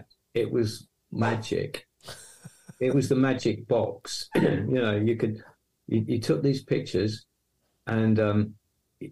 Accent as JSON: {"language": "English", "town": "Hornchurch", "region": "London", "country": "United Kingdom", "tie": "born or raised there", "accent": "East London", "moved": "as an adult", "lives_now": "Yorkshire, United Kingdom", "said": "I was born right in East London, sound of Bow Bells, Cockney and all that. But the moment I was born, I was whisked off to Essex to a place called Hornchurch, which is near Romford. And so I grew up in that area."}